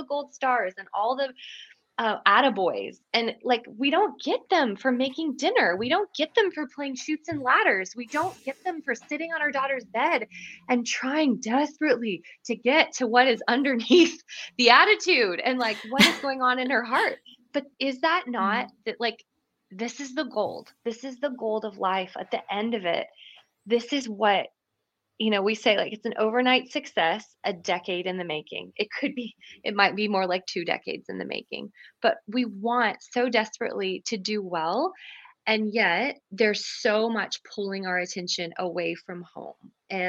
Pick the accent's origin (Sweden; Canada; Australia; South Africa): Canada; moved away as an adult; now in Franklin, United States; I'm Canadian originally, but I came to the States to do a master's in counseling